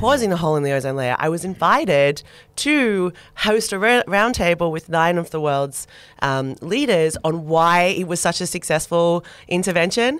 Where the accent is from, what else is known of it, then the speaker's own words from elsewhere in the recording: Sydney, New South Wales, Australia; moved away as an adult; also born or lived in Melbourne / New York; I was born in Sydney